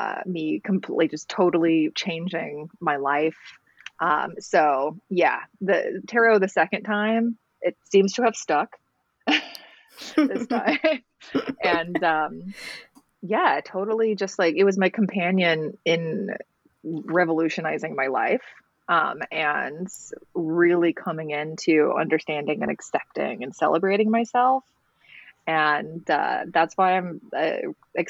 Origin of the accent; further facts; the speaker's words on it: Alabama, United States; I was raised in Alabama, raised in the church